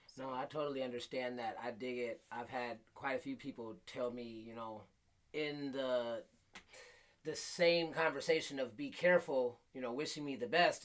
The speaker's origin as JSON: {"language": "English", "town": "Flint", "region": "Michigan", "country": "United States", "tie": "born or raised there", "said": "I grew up in Flint"}